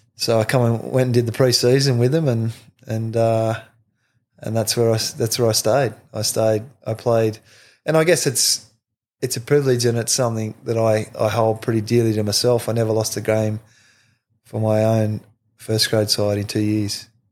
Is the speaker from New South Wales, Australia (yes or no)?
yes; Forster, New South Wales, Australia; growing up in Foster